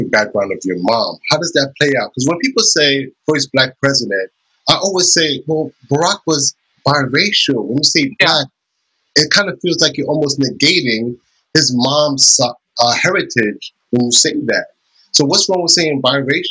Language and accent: English; New York, United States; I'm from New York, and I will agree, but Spanish Harlem, New York